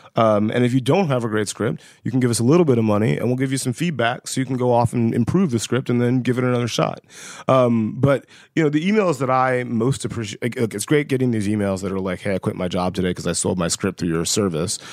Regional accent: West Central Georgia, United States; I grew up in West Central Georgia.

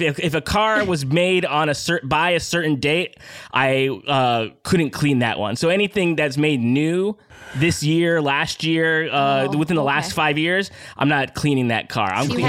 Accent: Detroit, Michigan, United States; I grew up in the great city of Detroit, Michigan, of course.

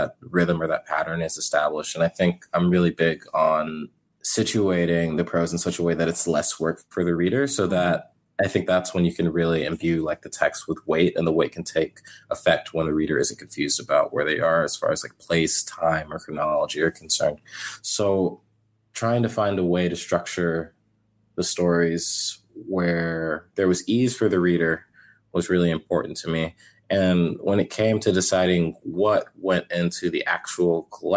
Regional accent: Houston, Texas, United States; also born or lived in Kentucky; I was born in Kentucky, and then I moved to Houston when I was very young. I was like 2 or 3

